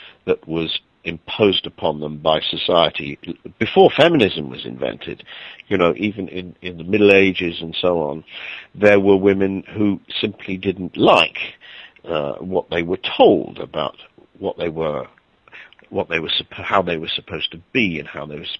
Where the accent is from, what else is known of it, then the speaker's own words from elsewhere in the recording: Wales, United Kingdom; I'm not English. I come from Wales, a small country